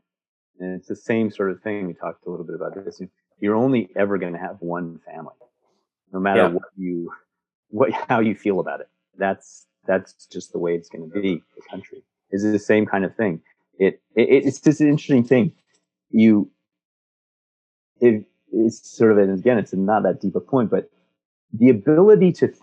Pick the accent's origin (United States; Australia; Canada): Canada; Montreal, Quebec; moved away as an adult; I grew up in Montreal. That's really the only growing up place I know